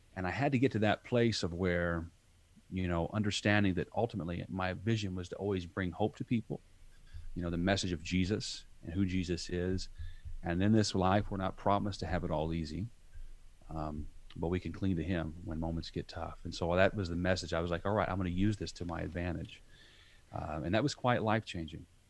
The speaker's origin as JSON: {"language": "English", "region": "southern Indiana", "country": "United States", "tie": "born or raised there", "said": "I grew up in southern Indiana, uh, country boy"}